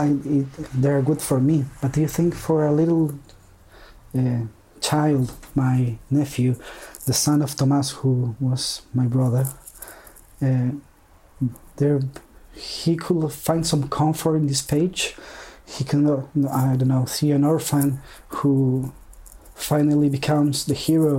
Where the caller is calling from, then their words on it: Chile; I'm calling from Chile